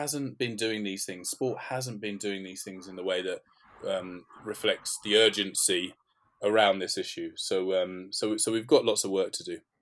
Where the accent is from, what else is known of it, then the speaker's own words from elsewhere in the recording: London, United Kingdom; I'm from North London, so grew up in and around kind of the Tottenham area